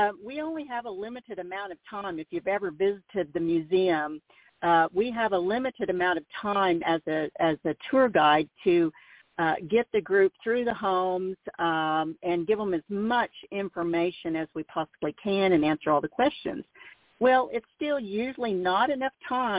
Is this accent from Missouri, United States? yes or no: yes; Mansfield, Missouri, United States; growing up in Mansfield